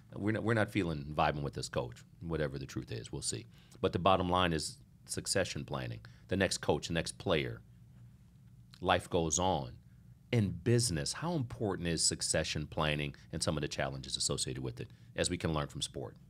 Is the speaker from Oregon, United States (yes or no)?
no; Lincoln, Nebraska, United States; I was born in Lincoln, Nebraska